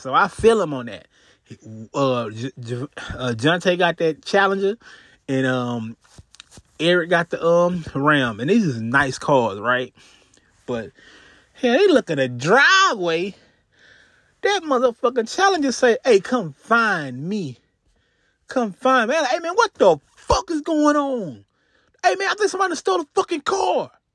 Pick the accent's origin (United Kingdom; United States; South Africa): United States; Houston, Texas; I'm from Texas, Houston, Texas.